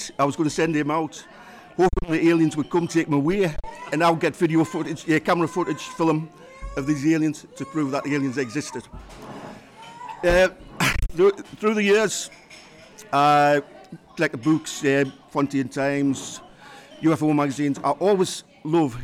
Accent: Durham, North East England, United Kingdom; Durham is my, although it's not my hometown, it is a place I've grown up in. I spent many a year there.

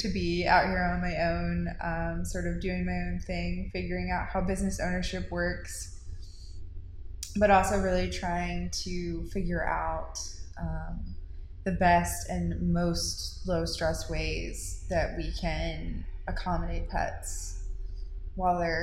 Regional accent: Charlotte, North Carolina, United States; also born or lived in Matthews, North Carolina / Concord, North Carolina; I'm from Charlotte originally. I grew up in South Charlotte.

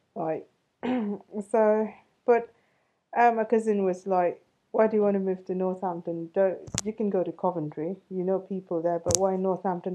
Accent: Chennai, Tamil Nadu, India; I'm an Indian. Yeah, I was born in uh, a city called Chennai.

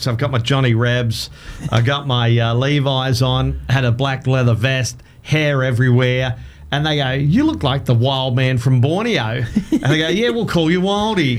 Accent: Adelaide, South Australia, Australia; moved away as an adult; now in Townsville, Australia; I grew up in Adelaide

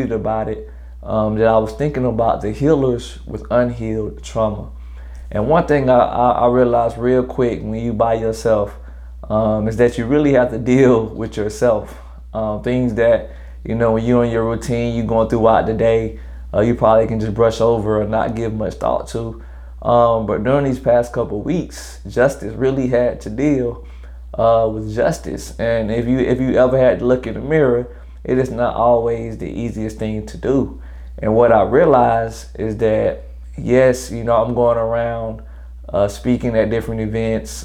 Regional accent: Greenville, South Carolina, United States; I'm originally from Greenville, South Carolina. 864 stand all the way up. I'm a graduate of Greenville High School 2011

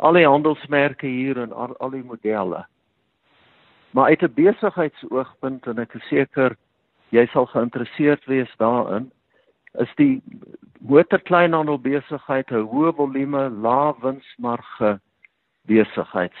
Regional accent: Bultfontein, Free State, South Africa; also born or lived in Kroonstad; ek het in die Vrystaat grootgeword in 'n uh, dorpe met die naam van Bultfontein.

